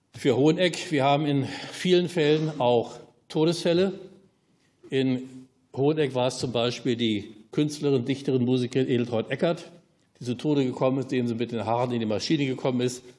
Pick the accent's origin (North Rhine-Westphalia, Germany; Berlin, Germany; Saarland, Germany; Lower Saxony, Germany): Berlin, Germany; ich habe mich als Ostberliner DDR-Bürger immer als Deutscher gefühlt